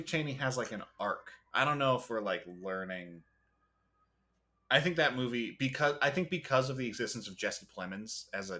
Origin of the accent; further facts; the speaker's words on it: Waterloo, Ontario, Canada; I'm from Waterloo, where the fucking vampires hang out.